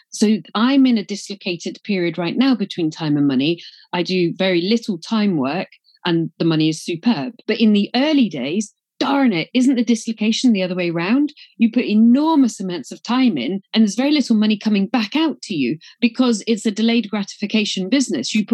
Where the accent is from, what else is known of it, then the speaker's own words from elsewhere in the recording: Glasgow, Scotland, United Kingdom; accent: English; I joke about it because I'm from Glasgow, even though I've got an English accent, that's Scottish Presbyterianism.